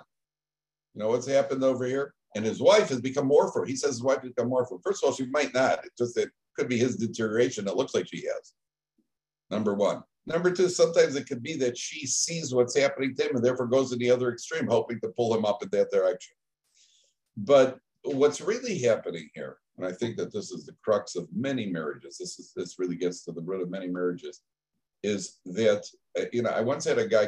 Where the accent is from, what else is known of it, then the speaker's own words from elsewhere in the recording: Chicago, Illinois, United States; I'm from Chicago